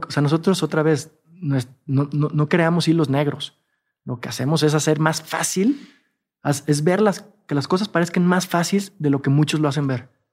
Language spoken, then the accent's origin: Spanish; Jalisco, Mexico; soy de Jalisco, en todo caso sería tequilero.